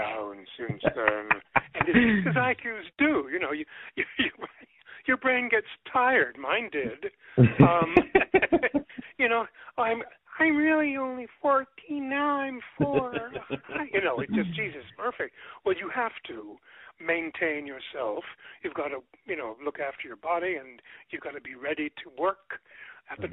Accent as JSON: {"language": "English", "town": "Montreal", "region": "Quebec", "country": "Canada", "tie": "born or raised there", "also_born_or_lived": "Toronto, Canada", "moved": "as an adult", "lives_now": "Los Angeles, United States", "said": "I grew up in Montreal"}